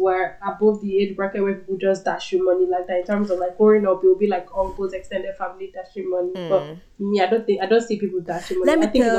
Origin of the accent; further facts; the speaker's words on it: Nigeria; moved away; Proudly Nigerian.